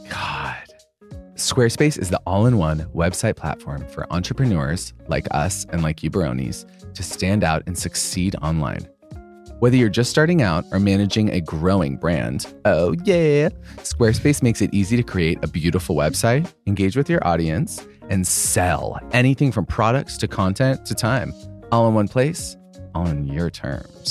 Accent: Boise, Idaho, United States; Boise, Idaho. That's where I'm from.

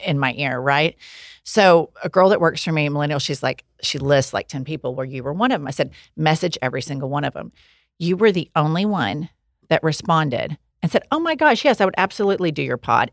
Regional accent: Oklahoma, United States; We're from Oklahoma

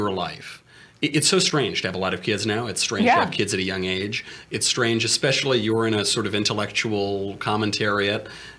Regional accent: New York, United States; you're in New Jersey and I'm from New York.

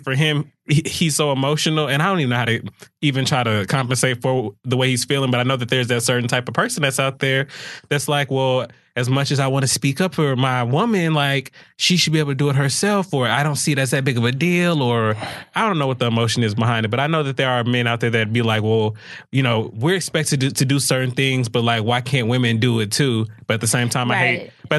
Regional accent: the South, United States; I'm from the South

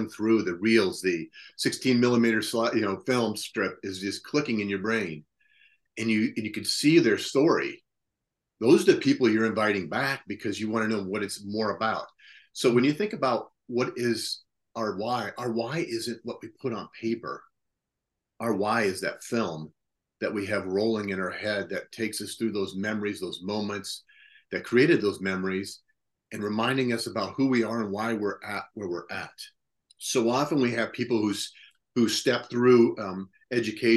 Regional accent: Ottumwa, Iowa, United States; growing up in Ottumwa, my dad made some bad choices

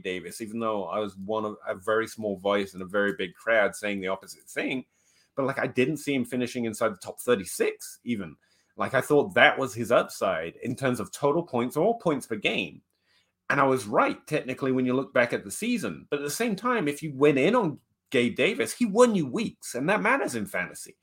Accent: England, United Kingdom; I'm English

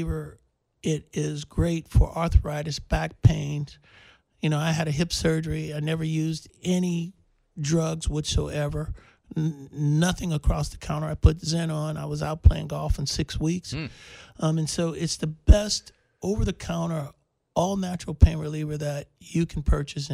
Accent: Oakland, California, United States; my hometown

